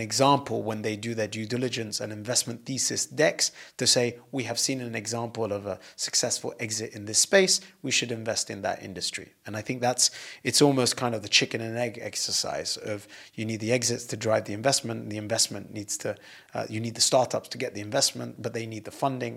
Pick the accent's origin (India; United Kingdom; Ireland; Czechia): United Kingdom; moved away; being British and having left the U K